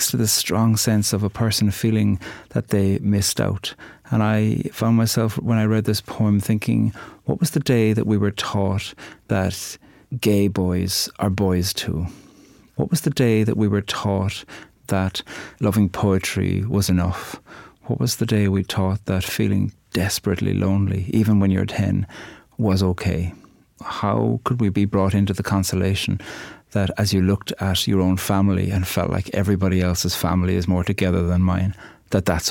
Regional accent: Cork, Munster, Ireland; I'm from Cork, on the very south of the island

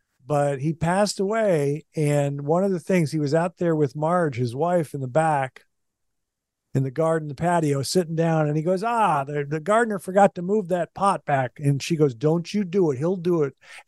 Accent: Kansas City, Kansas, United States; I was born in Kansas City, Missouri, but I didn't know that. Because we lived in Kansas City, Kansas, but I was born in Kansas City, Missouri.

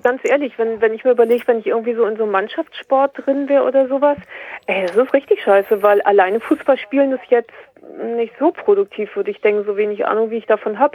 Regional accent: near Kiel, Schleswig-Holstein, Germany; ich komme aus der Nähe Kiel, oben im Norden

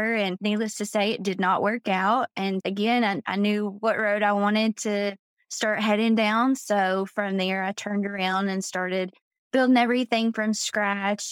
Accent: Georgia, United States; moved away as an adult; now in Florida, United States; I'm originally from Georgia

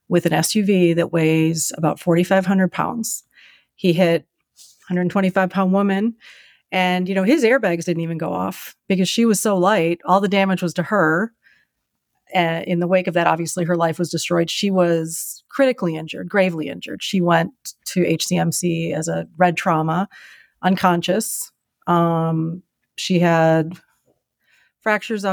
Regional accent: Chicago, Illinois, United States; moved away as an adult; now in Minneapolis, United States; I'm from Chicago

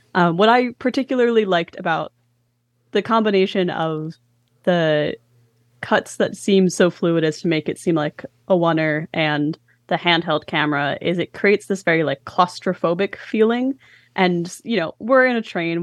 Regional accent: Philadelphia, Pennsylvania, United States; my hometown

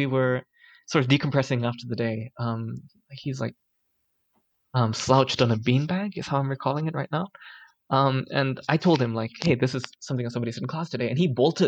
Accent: Singapore; I grew up in Singapore, spent my whole life here.

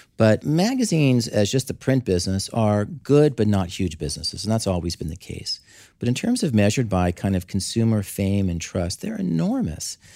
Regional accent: Southern California, United States; moved away; I grew up in Southern California.

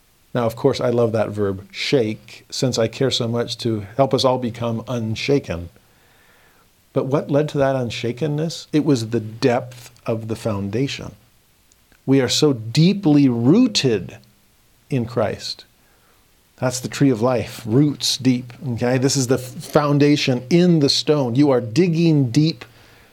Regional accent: Southern California, United States; I grew up in Southern California

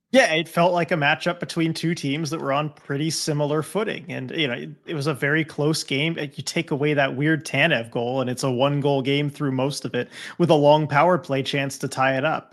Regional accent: Southern California, United States; growing up in Southern California

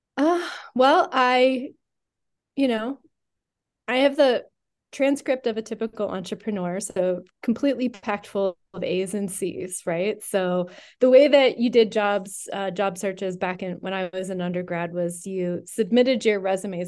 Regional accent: Western Pennsylvania, United States; I grew up in Western Pennsylvania.

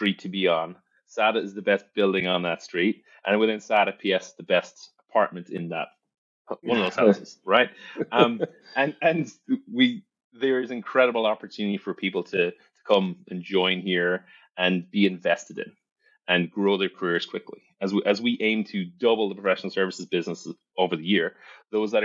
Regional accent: County Cork, Munster, Ireland; moved away as an adult; also born or lived in Dublin, Ireland / New York, United States; now in Texas, United States; I grew up in Ireland. I actually grew up in the services business. I grew up in the family business, in the family pub and restaurants, Hearns, County Cork

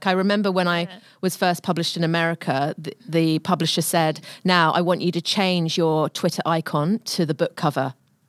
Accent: London, United Kingdom; accent: British; moved away as an adult; also born or lived in Victoria, Australia; now in Australia; I grew up in London, a totally different kind of system and at a totally different time.

